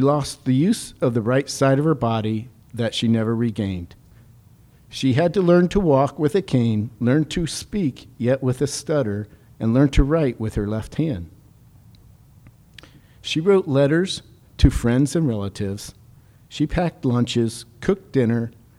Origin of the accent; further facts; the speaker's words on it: Atwater, Ohio, United States; moved away; also born or lived in Akron suburbs, Ohio; I grew up in Northeast Ohio, 50 miles south of Cleveland